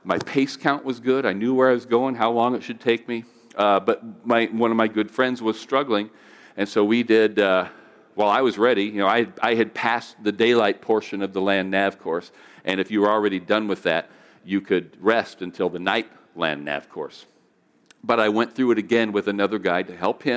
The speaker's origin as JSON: {"language": "English", "country": "United States", "said": "being an American"}